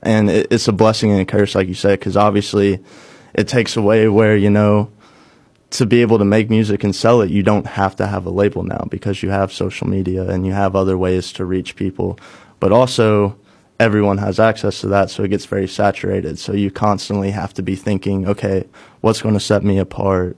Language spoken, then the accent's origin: English; Cape Girardeau, Missouri, United States; moved away as an adult; also born or lived in Nashville; bring something back to my hometown